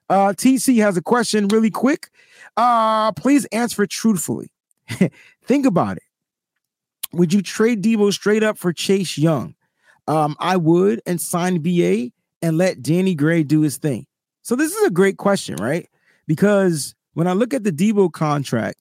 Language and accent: English; East Coast, United States; I'm also from the East Coast